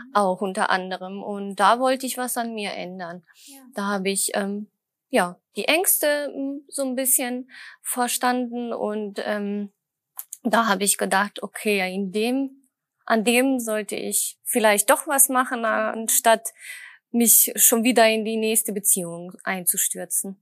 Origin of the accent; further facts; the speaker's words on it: Düsseldorf, North Rhine-Westphalia, Germany; Ich komme aus Düsseldorf